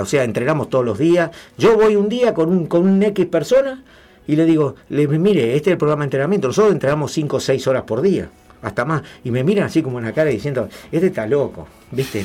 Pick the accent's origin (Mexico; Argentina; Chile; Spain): Argentina; Tigre, Buenos Aires Province; moved away; also born or lived in Pacheco; Yo en Tigre. Yo nací ahí en, me crié en Tigre, nací ahí